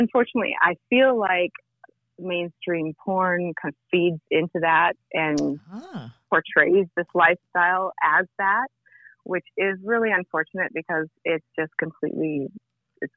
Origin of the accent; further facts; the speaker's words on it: Vancouver, British Columbia, Canada; I'm from Vancouver, Canada.